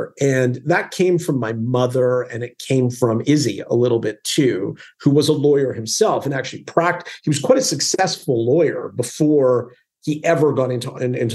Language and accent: English; Calgary, Alberta, Canada; I grew up in Alberta in Canada in a city called Calgary.